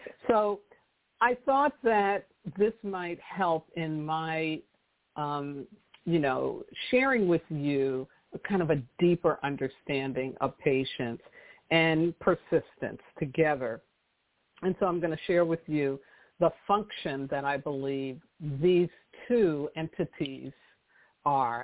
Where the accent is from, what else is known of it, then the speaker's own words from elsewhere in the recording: New York City, New York, United States; I grew up in New York City